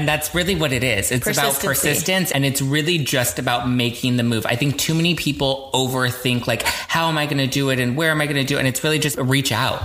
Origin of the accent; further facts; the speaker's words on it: Los Angeles, California, United States; I grew up in Los Angeles. I've always been in Los Angeles